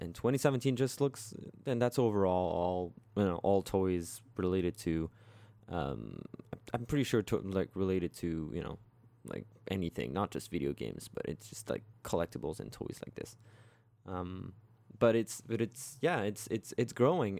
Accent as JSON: {"language": "English", "country": "France", "tie": "born or raised there", "moved": "yes", "said": "back in my hometown"}